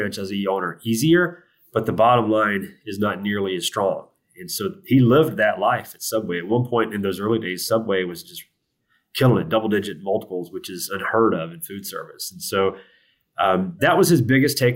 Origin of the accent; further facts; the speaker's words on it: the South, United States; I'm from the South